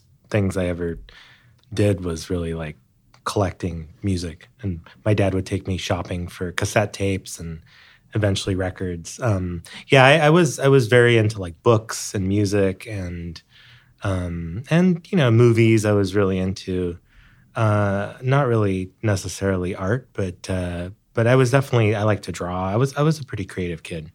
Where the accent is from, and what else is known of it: Hawaii, United States; born or raised there; moved away